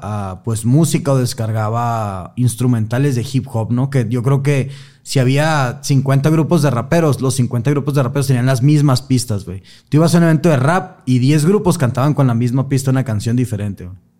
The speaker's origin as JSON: {"language": "Spanish", "region": "Sonora", "country": "Mexico", "said": "Yo que soy de, Sonora, estoy como más acostumbrado como al calor fuerte"}